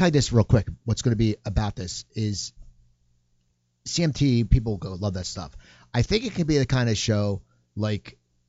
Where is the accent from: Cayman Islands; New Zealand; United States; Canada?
United States; New Jersey; I'm from New Jersey.